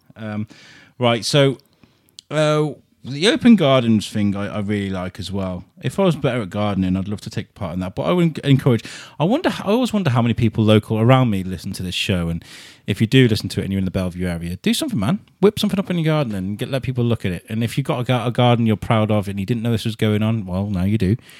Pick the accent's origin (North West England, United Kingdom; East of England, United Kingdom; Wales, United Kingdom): Wales, United Kingdom; Wrexham; moved away as an adult; also born or lived in Telford; now in Shrewsbury, United Kingdom; Wrexham where I grew up in my teenage years.